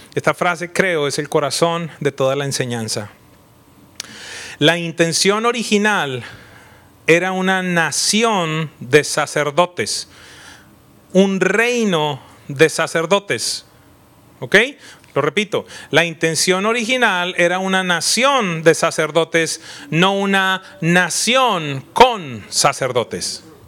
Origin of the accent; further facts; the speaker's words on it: Colombia; soy colombiano